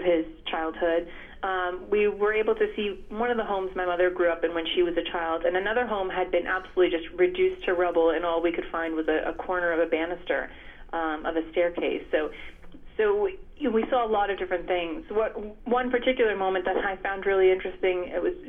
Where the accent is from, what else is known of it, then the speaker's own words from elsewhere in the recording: United States; I was born and raised in the States here